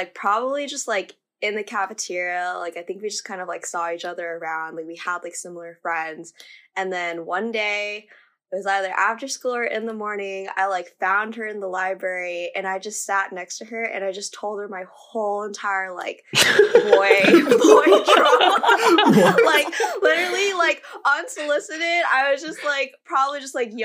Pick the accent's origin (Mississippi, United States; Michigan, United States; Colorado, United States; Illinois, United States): Colorado, United States; now in Arlington, United States; I was born and raised in Colorado, but I currently live in Arlington, Virginia